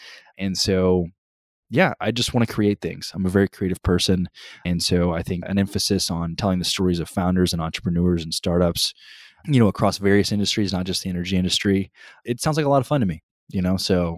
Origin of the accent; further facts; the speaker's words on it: College Station, Texas, United States; For those of you who don't know, I grew up in College Station, but I actually never went to the university.